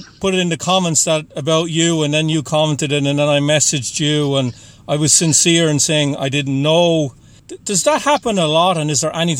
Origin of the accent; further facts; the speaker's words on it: County Waterford, Munster, Ireland; now in Boston, United States; I am just outside of Boston. I'm originally from Ireland.